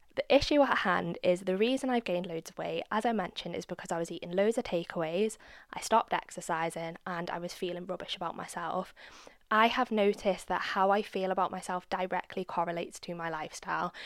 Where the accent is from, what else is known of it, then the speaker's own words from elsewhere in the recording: United Kingdom; I'm a Brit.